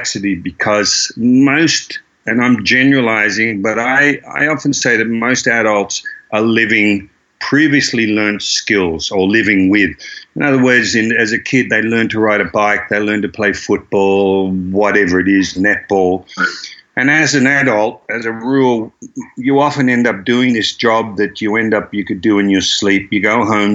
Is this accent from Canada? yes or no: no; Croydon, Victoria, Australia; I grew up in Croydon